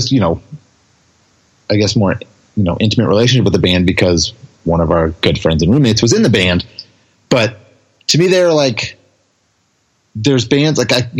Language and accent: English; California, United States; we're from California